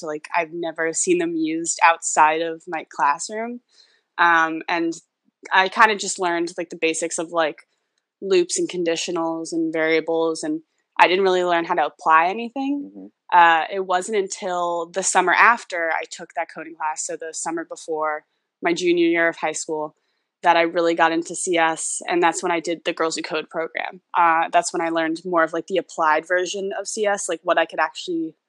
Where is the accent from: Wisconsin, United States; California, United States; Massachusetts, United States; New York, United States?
New York, United States; New York City; I've lived in New York City my entire life